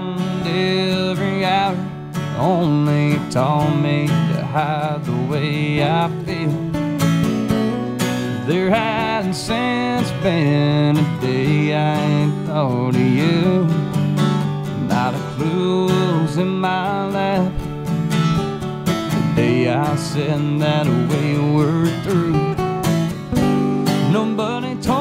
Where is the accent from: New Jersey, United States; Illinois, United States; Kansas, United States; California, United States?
Kansas, United States; Abilene; also born or lived in Topeka, Kansas; I'm from Abilene, Kansas, and I'm also from Topeka, Kansas.